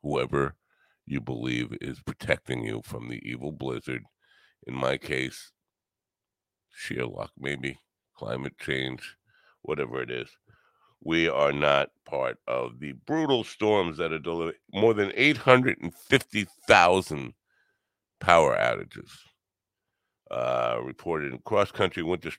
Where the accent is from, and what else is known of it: New York, United States